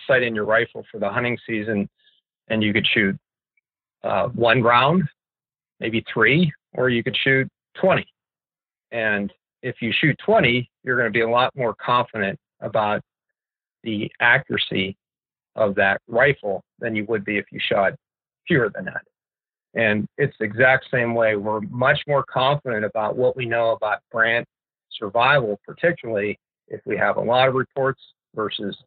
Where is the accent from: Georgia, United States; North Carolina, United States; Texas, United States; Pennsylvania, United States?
Pennsylvania, United States; I was growing up in Pennsylvania